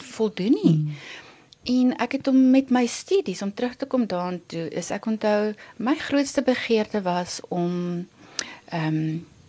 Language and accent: Afrikaans; Vanderbijlpark, Gauteng, South Africa; ons het in Vanderbijl groot geword. Ehm um, ek het daar skool gegaan.